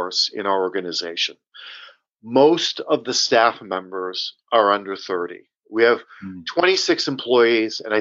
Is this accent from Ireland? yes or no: no; Cambridge, Massachusetts, United States; also born or lived in Medford, Massachusetts; born and raised in Cambridge, Massachusetts, and I live right next door in the suburbs of Boston and Medford now